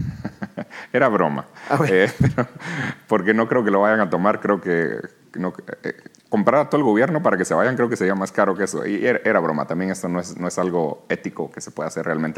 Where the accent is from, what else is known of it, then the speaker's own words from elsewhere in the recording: Guatemala; moved away as an adult; also born or lived in New York, United States; aquí nací, aquí crecí, en Guatemala